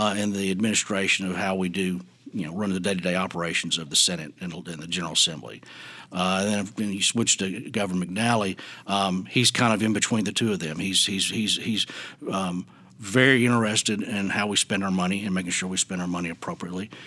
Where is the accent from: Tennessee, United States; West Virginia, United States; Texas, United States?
Tennessee, United States; Wilson County; also born or lived in Memphis, Tennessee; I grew up in Wilson County.